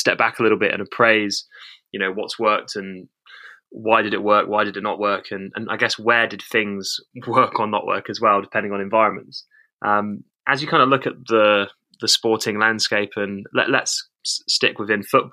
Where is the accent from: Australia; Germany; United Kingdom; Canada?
United Kingdom; now in United States; being British